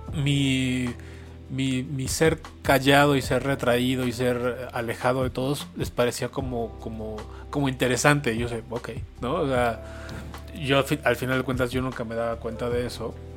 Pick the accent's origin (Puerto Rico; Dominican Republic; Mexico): Mexico; Mexico City; soy chilango, yo soy de aquí de la Ciudad de México. Siempre he vivido aquí